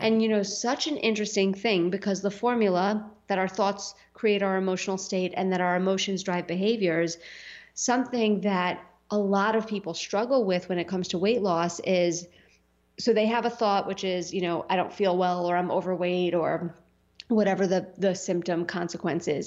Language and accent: English; New York City, New York, United States; when I grew up in Staten Island